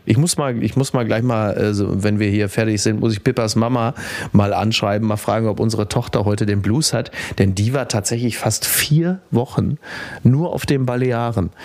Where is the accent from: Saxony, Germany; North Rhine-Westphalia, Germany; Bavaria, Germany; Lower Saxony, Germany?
North Rhine-Westphalia, Germany; Henrichenburg; zurück in mein Heimatdorf, weil ich ja auf Omas Etage bin